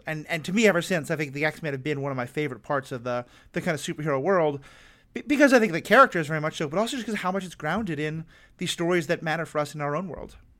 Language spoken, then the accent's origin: English; United States; I'm also white, I'm American, I have an awful lot of privilege